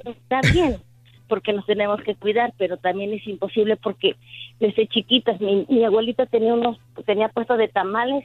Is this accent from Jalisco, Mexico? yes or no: no; Pachuca, Hidalgo, Mexico; soy de Pachuca